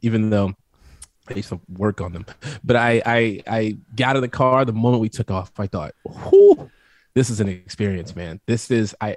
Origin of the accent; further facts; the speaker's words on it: Midwest, United States; I'm from the Midwest